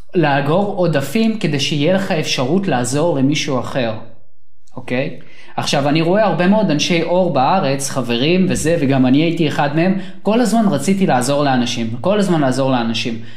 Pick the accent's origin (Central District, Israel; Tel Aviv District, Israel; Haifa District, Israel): Central District, Israel; Sharon region; also born or lived in Soviet Union; אני ואתה, אנחנו גדלנו באזור השרון